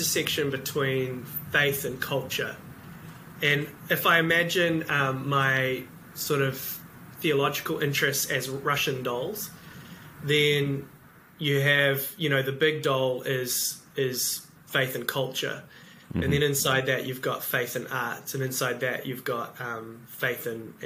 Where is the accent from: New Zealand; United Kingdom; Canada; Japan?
New Zealand; also born or lived in Cambridge, New Zealand; I am from New Zealand and live in a place called Cambridge